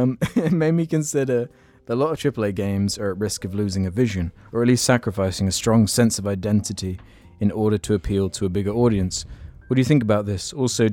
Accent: London, United Kingdom; also born or lived in Hawaii; now in Oahu, United States; Long story short, I was born in Hawaii, but was raised in London. Only last month, I moved to Oahu.

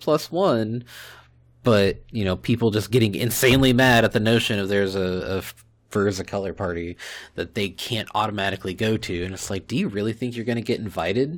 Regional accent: Fort Worth, Texas, United States; I grew up on the north side of Fort Worth, which is extremely heavily Hispanic

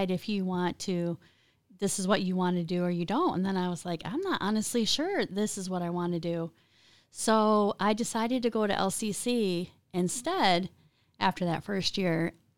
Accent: Eaton Rapids, Michigan, United States; I was a sheltered growing up in Eaton Rapids on a farm with a strict dad, right?

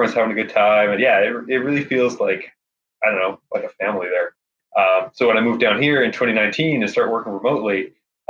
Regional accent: Victoria, British Columbia, Canada; moved away as an adult; now in Portland, United States; I'm from Victoria, BC originally. Just moved down to Portland too.

